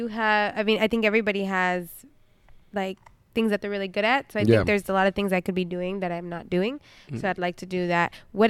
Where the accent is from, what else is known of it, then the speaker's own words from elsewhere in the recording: Roseville, California, United States; born there; I was born in Roseville.